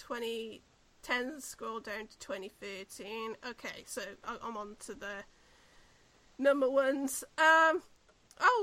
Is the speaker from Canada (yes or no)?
no; New Zealand; we're both from New Zealand